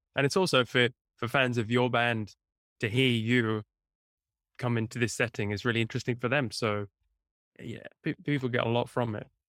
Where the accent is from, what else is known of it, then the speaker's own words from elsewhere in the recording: near Cambridge, East of England, United Kingdom; moved away as an adult; also born or lived in southern Italy; now in Italy; in England, near, near Cambridge, the original